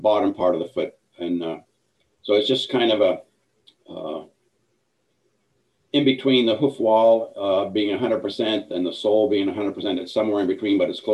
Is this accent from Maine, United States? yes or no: yes; Northern Maine, United States; moved away as an adult; also born or lived in Galveston / New York City / Idaho; I grew up in Northern Maine